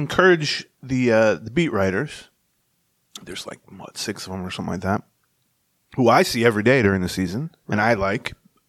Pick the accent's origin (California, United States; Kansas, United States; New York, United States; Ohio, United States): Kansas, United States; Lawrence; I'm from Lawrence, Kansas.